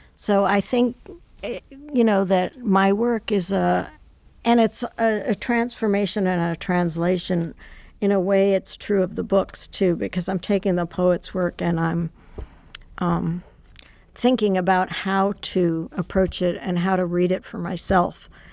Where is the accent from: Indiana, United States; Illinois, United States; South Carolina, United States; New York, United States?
New York, United States; New York City; I grew up in Manhattan